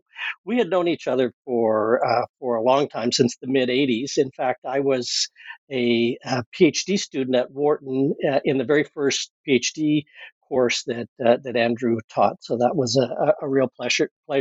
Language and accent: English; Canada; I'm a Canadian